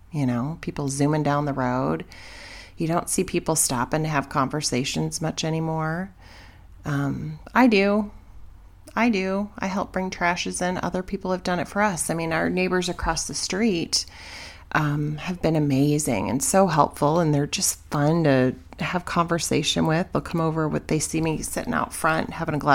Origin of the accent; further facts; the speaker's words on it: Wheaton, Illinois, United States; I grew up in just outside of Chicago in a little town called Wheaton